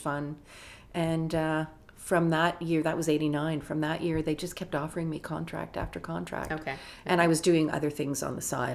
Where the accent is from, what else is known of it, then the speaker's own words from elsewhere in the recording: Toronto, Ontario, Canada; I was from Toronto. My parents were still here